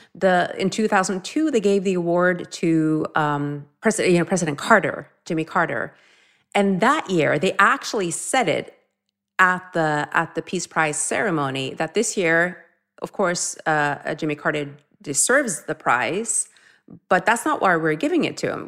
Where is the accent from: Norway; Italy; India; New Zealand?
Norway; growing up in Norway